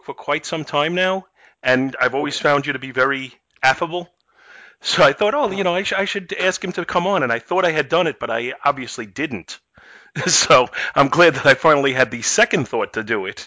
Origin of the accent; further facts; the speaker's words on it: New York City, New York, United States; moved away as an adult; now in East Meadow, United States; I grew up in Brooklyn, and I'm on Long Island now for like the last 22 years